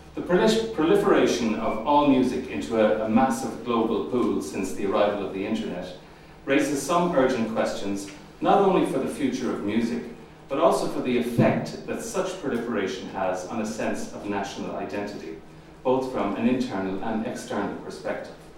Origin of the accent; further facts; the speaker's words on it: Limerick, Munster, Ireland; I was born in Limerick in 1950